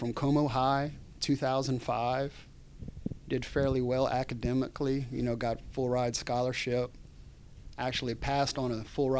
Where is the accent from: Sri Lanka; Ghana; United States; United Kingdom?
United States; Youngsville, Louisiana; when I was growing up, Youngsville was still country living.